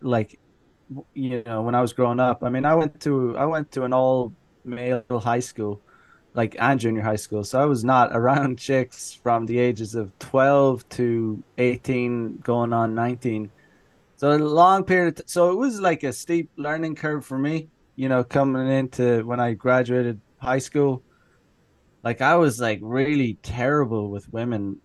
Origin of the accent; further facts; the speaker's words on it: Ireland; moved away as an adult; now in Japan; I am originally from Ireland. I grew up there. I lived there until I was 25 or 26